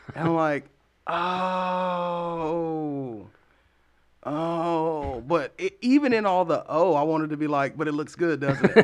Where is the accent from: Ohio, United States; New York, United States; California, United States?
Ohio, United States; Columbus; also born or lived in Las Vegas, Nevada; now in Lansing, United States; my mom and I moved to Columbus, Ohio when I was about seven or eight. And I spent the majority of my life there.